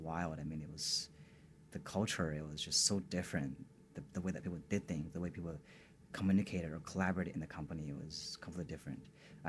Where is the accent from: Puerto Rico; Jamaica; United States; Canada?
Canada; I kind of was an expat, if you say, because I'm from Canada and I spoke perfect English.